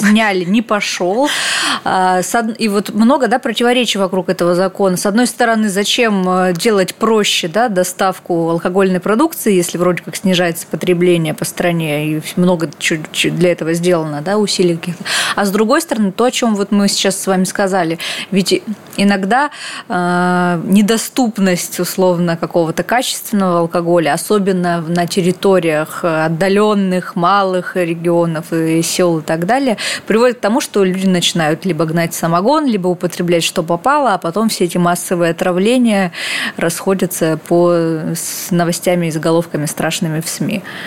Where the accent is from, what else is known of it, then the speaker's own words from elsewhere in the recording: Vladivostok, Primorsky Krai, Russia; родилась во Владивостоке, это, конечно, не село и не маленький город, вполне себе большой, но регулярно в моем детстве мы ходили в театр имени Горького